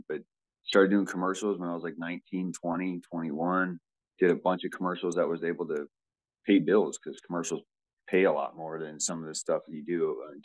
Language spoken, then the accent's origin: English; Southern California, United States; also born or lived in Cleveland, Ohio; I was born in Cleveland, but I grew up in Southern California